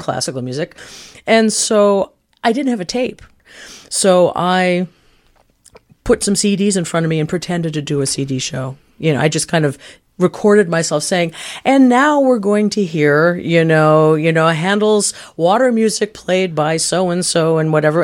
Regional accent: Canaan, New Hampshire, United States; now in Milwaukee, United States; I grew up in a little town called Canaan, New Hampshire.

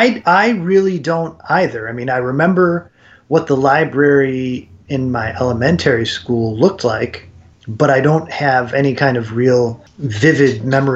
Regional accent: Churchville, New York, United States; I grew up west of Rochester in Churchville.

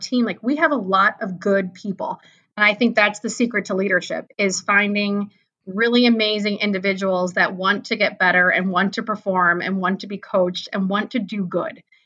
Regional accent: East Coast, United States; also born or lived in Cleveland, Ohio; now in Columbus, United States; I grew up on the East Coast, so that's coming from an East Coaster

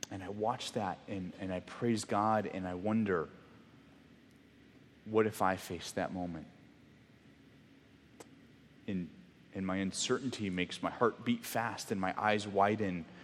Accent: Mexico; I grew up in Mexico, for those of you that didn't know, and the church that I was at for kind of much of my um, middle school, junior high, high school years uh, was on a really main road.

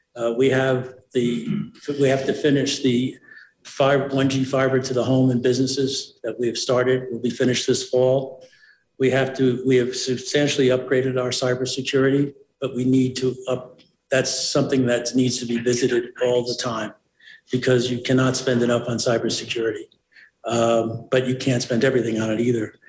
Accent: New York City, New York, United States; now in Mountain Village, United States; I was born and raised in the South Bronx

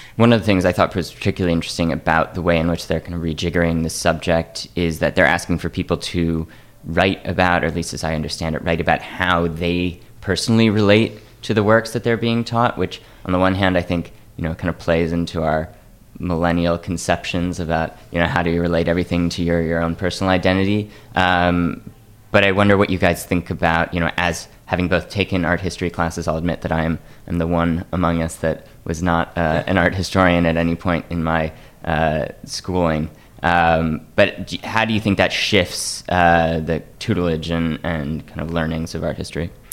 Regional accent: Atlanta, Georgia, United States; I grew up in Atlanta and we had access to the the High Museum

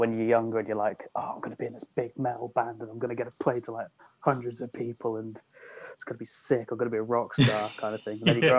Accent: near Peterborough, East of England, United Kingdom; moved away as an adult; also born or lived in Bournemouth; No, I grew up near Peterborough.

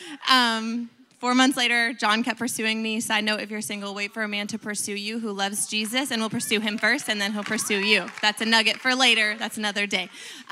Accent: Pennsylvania, New Jersey, Northeast, United States; moved away as an adult; also born or lived in Lakeland, Florida; I'm originally from the Northeast area, Pennsylvania, New Jersey.

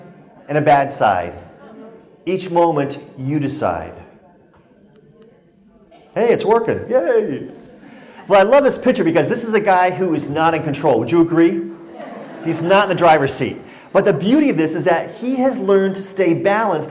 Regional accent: Connecticut, United States; now in Colorado, United States; I was born and raised in Connecticut, so it's great to be back in New England, but I now live in Colorado

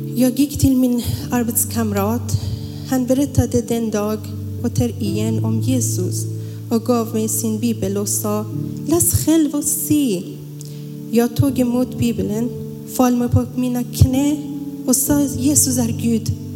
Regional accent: Iran; moved away as an adult; now in Sweden; Jag älskar mitt hemland. Jag saknar Iran.

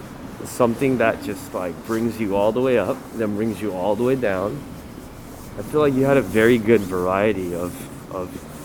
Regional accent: United States; I was raised in the States

